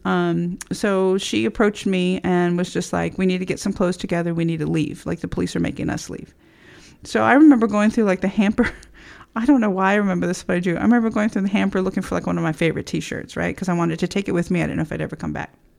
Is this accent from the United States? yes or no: yes; Texas, United States; I grew up in Texas in uh, the 70s